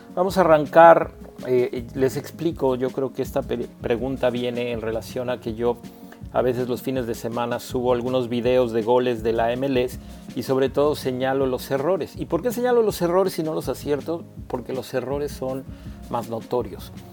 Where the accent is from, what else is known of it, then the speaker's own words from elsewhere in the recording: Mexico; como técnico mexicano